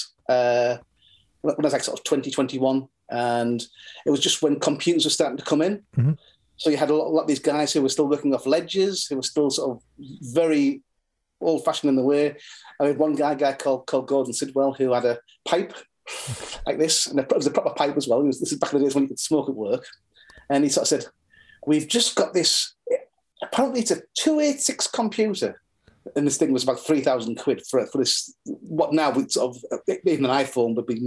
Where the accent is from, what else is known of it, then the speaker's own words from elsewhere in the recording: Norton, North East England, United Kingdom; I grew up in Norton. I am in Norton